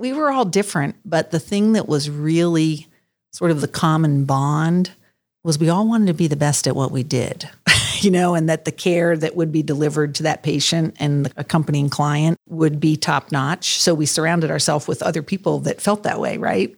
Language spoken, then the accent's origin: English; Maryland, United States; moved away as an adult; also born or lived in Virginia; now in Columbus, United States; I was from Maryland